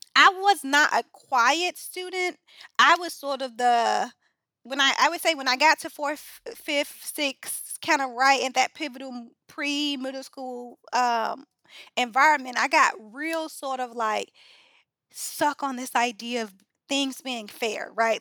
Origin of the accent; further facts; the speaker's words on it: Chicago, Illinois, United States; Chicago native, um, grew up on the South Side